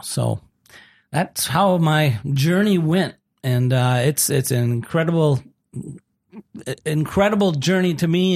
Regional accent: Austin, Minnesota, United States; now in South Dakota, United States; I grew up in Austin, Minnesota, home of Spam

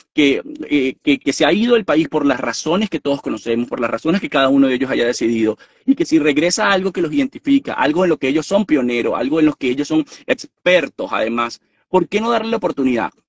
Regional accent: Venezuela; moved away as an adult; yo no vivo en Venezuela desde hace 6, 7 años y tengo todo el derecho de ir a mi país

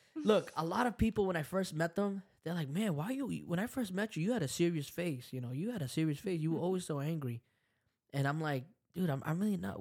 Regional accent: El Salvador; I'm from El Salvador. I speak Spanish.

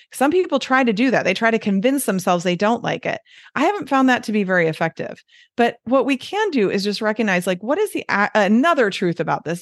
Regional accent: Detroit, Michigan, United States; accent: Midwestern; moved away as an adult; also born or lived in Southern California; now in Wisconsin, United States; I got my lovely Midwestern accent that I have.

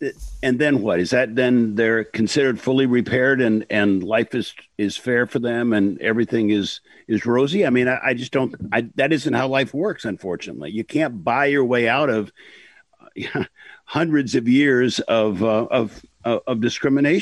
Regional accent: Illinois, United States; moved away; also born or lived in Iowa; I was born in Illinois and lived in Iowa, but not too far from Evanston

